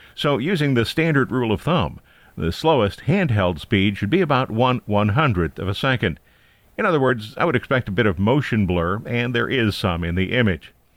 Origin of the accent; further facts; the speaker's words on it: Ohio, United States; moved away; my hometown got a new area code, nine three seven